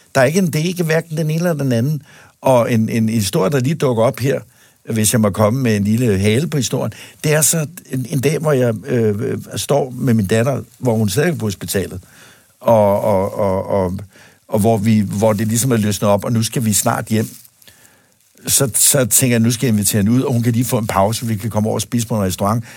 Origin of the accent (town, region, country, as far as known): Denmark; born or raised there